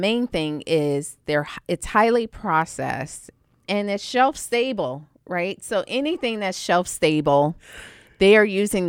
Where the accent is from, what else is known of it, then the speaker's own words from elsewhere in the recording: Savannah, Georgia, United States; I'm from Savannah, Georgia.